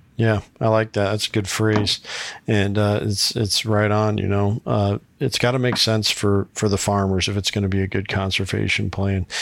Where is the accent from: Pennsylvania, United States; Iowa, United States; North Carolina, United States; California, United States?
Iowa, United States; my home state of Iowa